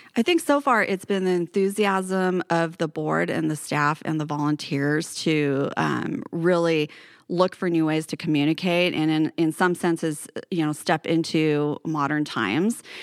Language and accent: English; Paradise, California, United States; also born or lived in Bay Area, California / Los Altos, California; now in Redding, United States; I'm originally from Paradise in Butte County